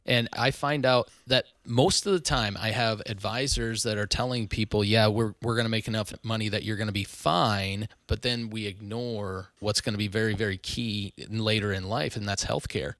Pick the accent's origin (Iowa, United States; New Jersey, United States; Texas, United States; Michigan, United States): Iowa, United States; Northwest; moved away as an adult; also born or lived in Orange City, Iowa / Sioux Falls, South Dakota; now in Omaha, United States; I grew up in Northwest Iowa, very small town, north of Sioux City, actually